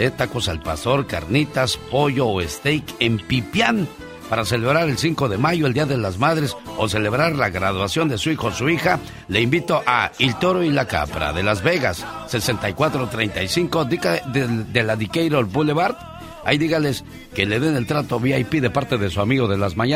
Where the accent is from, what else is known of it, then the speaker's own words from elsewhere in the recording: Mexico; Yo como soy mexicano